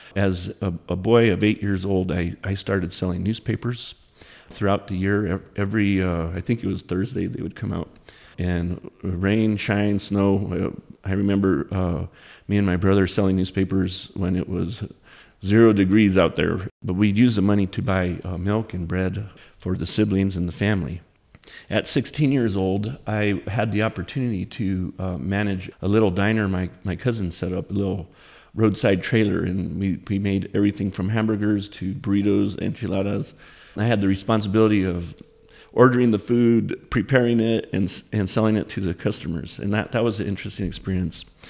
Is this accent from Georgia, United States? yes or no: no; Taos, New Mexico, United States; in my hometown of Taos, New Mexico.